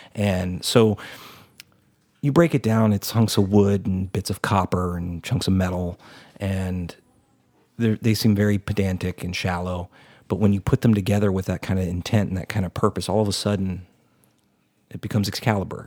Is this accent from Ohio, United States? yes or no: no; Texas, United States; as a Texan